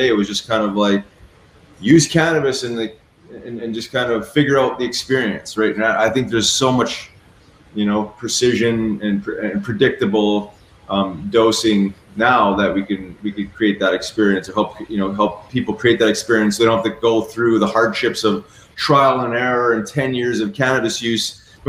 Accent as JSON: {"language": "English", "country": "Canada", "tie": "born or raised there", "also_born_or_lived": "Philadelphia", "moved": "as an adult", "said": "growing up in Canada"}